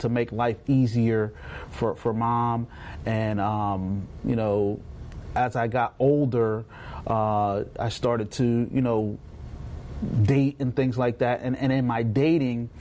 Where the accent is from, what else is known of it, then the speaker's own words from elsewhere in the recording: Woodbine, New Jersey, United States; also born or lived in Middle Township, New Jersey; I grew up in Woodbine, New Jersey. It's a small town, very small town.